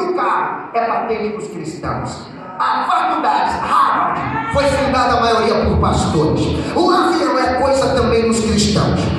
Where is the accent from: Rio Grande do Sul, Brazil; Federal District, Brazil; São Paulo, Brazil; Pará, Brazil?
São Paulo, Brazil; Nós que somos de São Paulo, capital